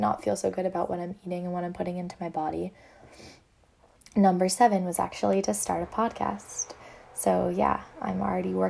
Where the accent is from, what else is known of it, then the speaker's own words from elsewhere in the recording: small town near Amherst, Western Massachusetts, United States; moved away as an adult; now in Boston, United States; I'm actually from Western Massachusetts, from a really small town near UMass Amherst